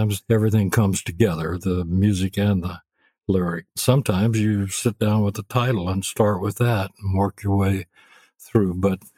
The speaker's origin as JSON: {"language": "English", "town": "Memphis", "region": "Tennessee", "country": "United States", "tie": "born or raised there", "also_born_or_lived": "Arkansas / Beaumont, Texas", "said": "I was born in Arkansas, but I grew up in Memphis."}